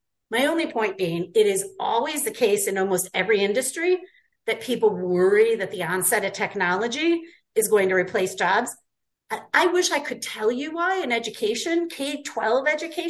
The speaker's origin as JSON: {"language": "English", "town": "North Adams", "region": "Massachusetts", "country": "United States", "said": "I was from North Adams, similar type school system"}